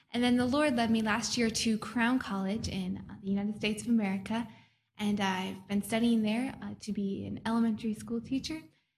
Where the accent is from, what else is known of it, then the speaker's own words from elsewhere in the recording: Dublin, Leinster, Ireland; I'm from Dublin, Ireland. I grew up there from the age of 7, and my dad's the pastor there.